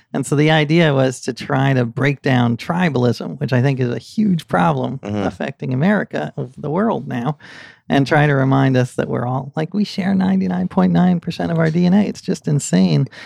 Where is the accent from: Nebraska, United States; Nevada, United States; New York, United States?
New York, United States; New York City; I grew up here in New York City